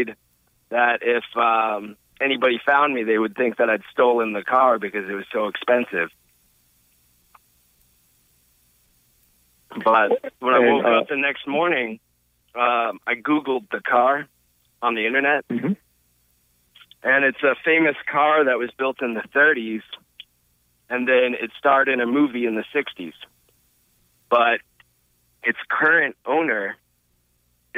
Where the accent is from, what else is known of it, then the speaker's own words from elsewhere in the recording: Oakland, California, United States; now in Lincoln, United States; I was born in Oakland